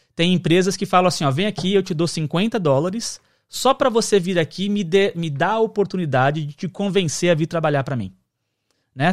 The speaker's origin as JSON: {"language": "Portuguese", "country": "Brazil", "first_language": "Portuguese", "moved": "yes", "lives_now": "United States", "said": "E a gente é brasileiro e fala português"}